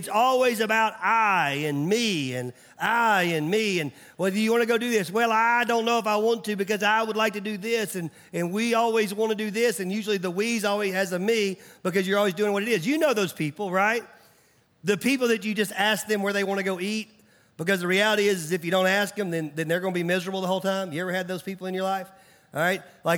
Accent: Mount Juliet, Tennessee, United States; I remember growing up, I grew up in Nashville. And it was funny when people would find out I was from Nashville, they always asked me the same question.

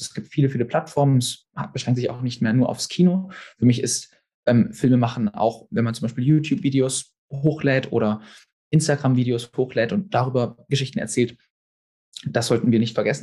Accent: Stuttgart, Baden-Württemberg, Germany; moved away as an adult; now in London, United Kingdom; ich bin Filmregisseur, ursprünglich aus Stuttgart

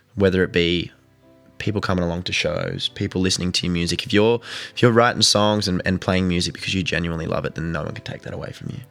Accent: Newcastle, New South Wales, Australia; I am from Newcastle on the East Coast of New South Wales.

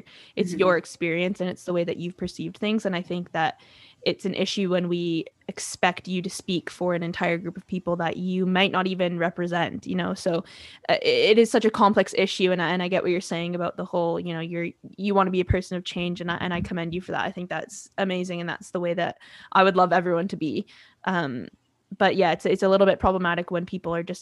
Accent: Abbotsford, British Columbia, Canada; I grew up in Abbotsford

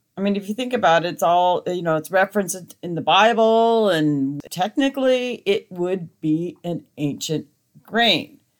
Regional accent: Montana, United States; I grew up in Montana

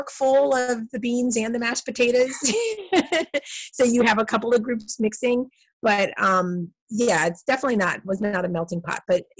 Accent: Miami, Florida, United States; And growing up in Miami, you got taught Spanish from kindergarten.

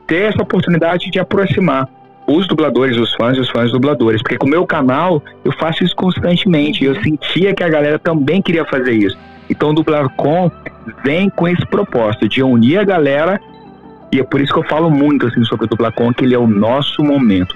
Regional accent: Araguaína, Tocantins, Brazil; moved away as an adult; eu sou do do norte do Tocantins, né? Eu sou de Araguaína, Tocantins

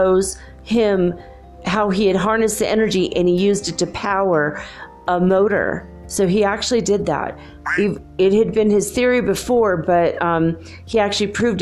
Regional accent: Minnesota, United States; I grew up in Minnesota.

